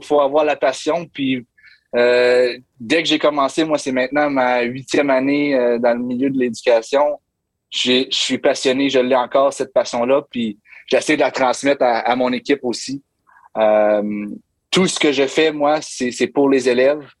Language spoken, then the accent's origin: French; Hearst, Ontario, Canada; moved away as an adult; also born or lived in Toronto area, Ontario; now in St. John's, Canada; je suis franco-ontarien, donc euh, je viens du nord de l'Ontario. Je viens d'une petite ville très francophone qui s'appelle Hearst, Ontario.